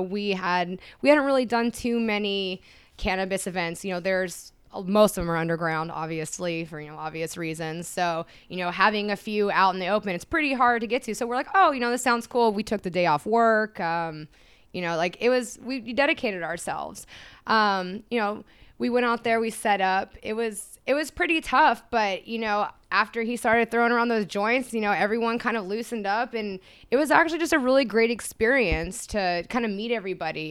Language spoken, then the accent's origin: English; Sacramento, California, United States; I'm from Sacramento